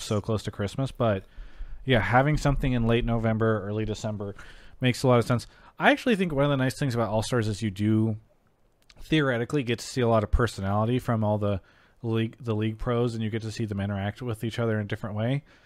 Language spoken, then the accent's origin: English; San Diego area, California, United States; I'm also from that area